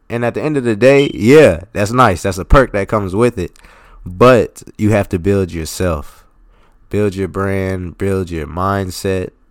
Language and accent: English; Philadelphia, Pennsylvania, United States; I'm from Philly